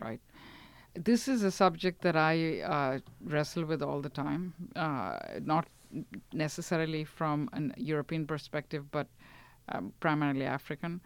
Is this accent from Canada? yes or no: no; India; now in United States; growing up in India, since it was multilingual